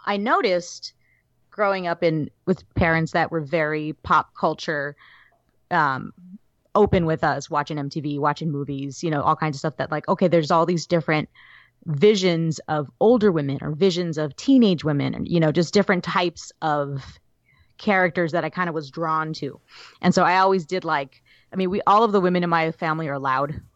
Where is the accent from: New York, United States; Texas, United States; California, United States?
California, United States; Southern; growing up in Southern California